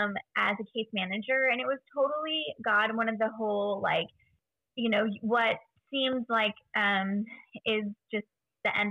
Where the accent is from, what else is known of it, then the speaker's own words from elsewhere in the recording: Central Valley of California, United States; also born or lived in Bay Area, California; we actually moved from the Bay Area when I was about 5 to the Central Valley of California to be with my extended family